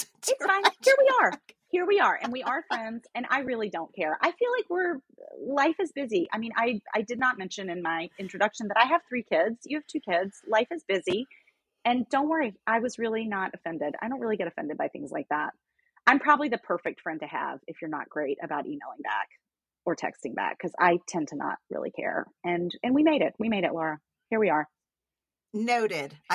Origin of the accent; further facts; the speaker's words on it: the South, United States; I loved growing up in the South.